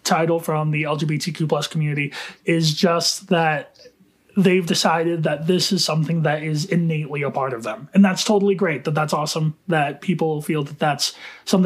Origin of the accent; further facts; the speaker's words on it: Utah, United States; I am from Utah